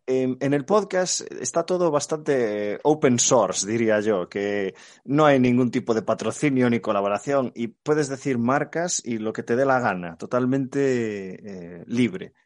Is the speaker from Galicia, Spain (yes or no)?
yes; Galicia, Spain; como buen gallego